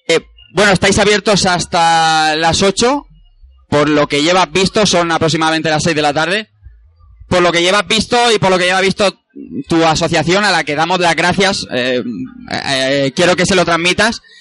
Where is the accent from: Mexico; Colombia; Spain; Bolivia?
Spain; Elche, Valencian Community; gente como Irre y yo que venimos de Elche o, Sito y, y Evil que vienen de Barcelona, podamos juntarnos a mitad de camino